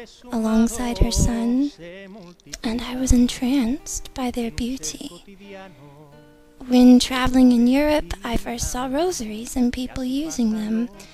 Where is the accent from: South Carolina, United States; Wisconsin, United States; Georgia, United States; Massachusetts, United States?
Georgia, United States; I'm 28 and I'm from Georgia, USA.